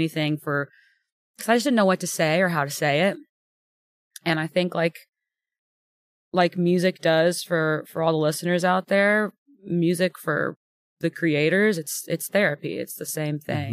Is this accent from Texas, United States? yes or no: yes; Houston, Texas, United States; moved away as an adult; now in Nashville, United States; I'm born and raised in Texas